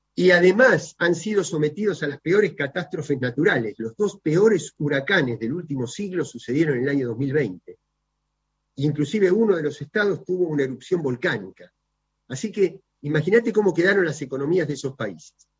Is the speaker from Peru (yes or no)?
no; Argentina